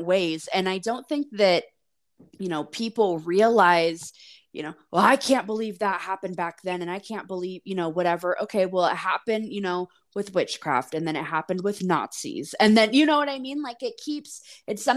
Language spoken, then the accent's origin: English; United States; growing up in the States